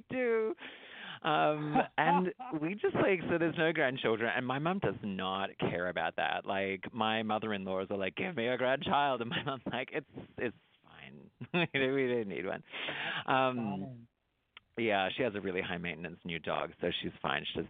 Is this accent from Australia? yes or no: yes; Traralgon, Victoria, Australia; accent: Australian; moved away as an adult; now in United States; I grew up in a little country town outside of Melbourne, Australia. It's called Turralgon